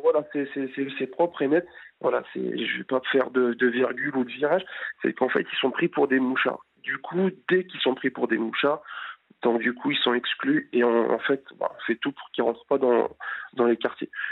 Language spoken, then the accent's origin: French; France; Je suis français mais d'origine étrangère, donc ici du Maghreb